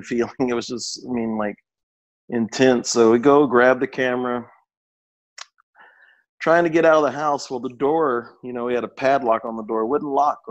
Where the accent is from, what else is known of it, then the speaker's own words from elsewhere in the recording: Austin, Texas, United States; I was born in Austin and grew up. The house I grew up in was next door to my grandparents' house.